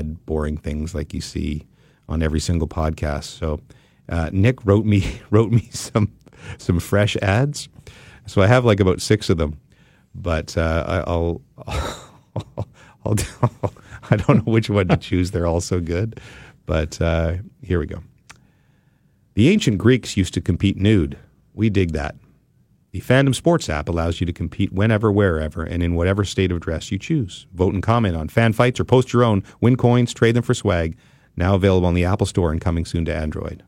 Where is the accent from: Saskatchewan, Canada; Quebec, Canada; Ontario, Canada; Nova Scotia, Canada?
Ontario, Canada; Ottawa; I was from Blackburn Hamlet, right next door to each other